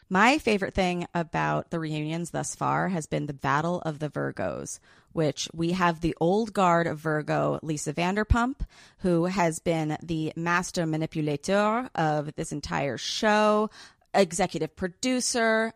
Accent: New York City, New York, United States; I grew up in New York City

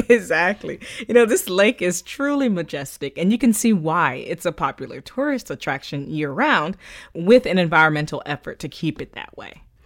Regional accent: Florida, United States; growing up in Florida

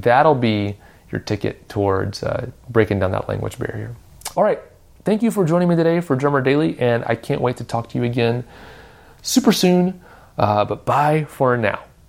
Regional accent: Nashville, Tennessee, United States; I grew up in Nashville

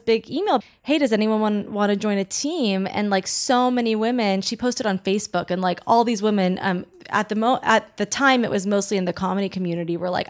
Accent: Long Beach, California, United States; Long Beach.

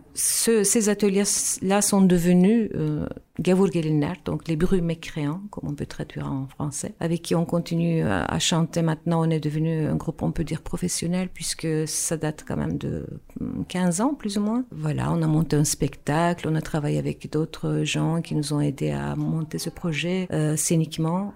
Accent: Istanbul, Turkey; French is a second language; moved away as an adult; now in Brussels, Belgium; moi, je viens d'Istanbul, en fait. Je suis née en Turquie, à Istanbul, des parents musiciens. Et donc, j'ai commencé à faire euh, de la musique, des instruments, du violon, du hautbois quand j'étais petite

